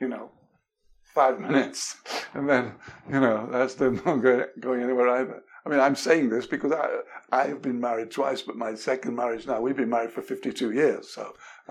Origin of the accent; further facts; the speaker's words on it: England, United Kingdom; moved away; I was brought up in England